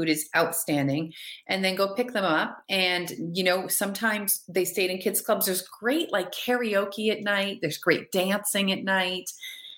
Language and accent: English; New Hampshire, United States; we're from New Hampshire